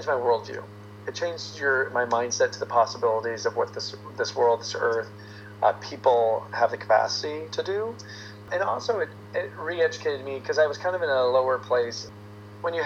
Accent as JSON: {"language": "English", "region": "Texas", "country": "United States", "tie": "born or raised there", "also_born_or_lived": "Florida", "moved": "as an adult", "lives_now": "Los Angeles, United States", "said": "I was born in Florida, but grew up in Texas"}